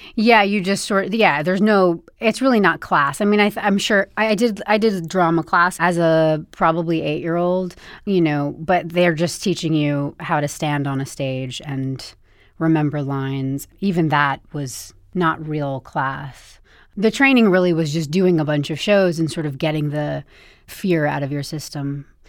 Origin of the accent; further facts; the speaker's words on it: Bedford, New York, United States; moved away; I grew up in Bedford, New York